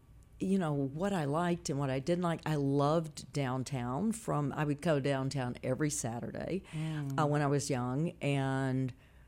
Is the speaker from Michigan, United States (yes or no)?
no; Memphis, Tennessee, United States; I'm from South Memphis.